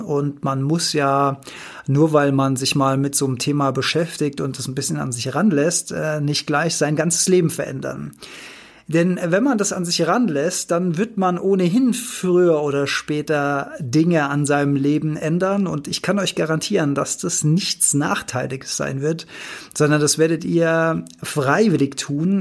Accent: Rhineland-Palatinate, Germany; Ich bin Rheinland-Pfälzer.

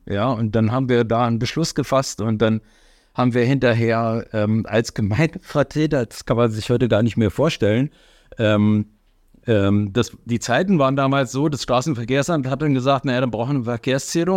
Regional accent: Germany; weil ich als Deutscher geboren bin

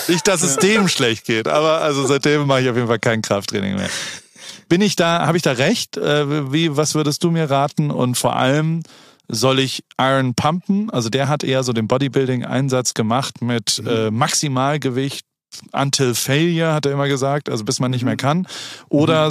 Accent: Heidelberg, Baden-Württemberg, Germany; now in United States; Heidelberg, meiner Heimatstadt

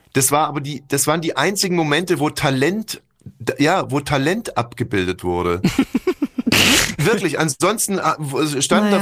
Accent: Berlin, Germany; wir als Berliner

